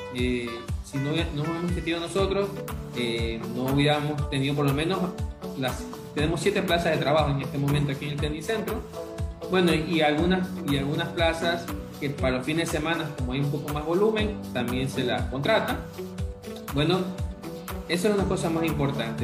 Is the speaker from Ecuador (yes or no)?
yes; Ecuador; como ecuatoriano